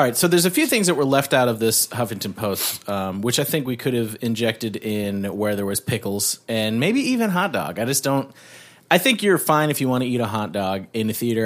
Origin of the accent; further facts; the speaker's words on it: Canada; being Canadian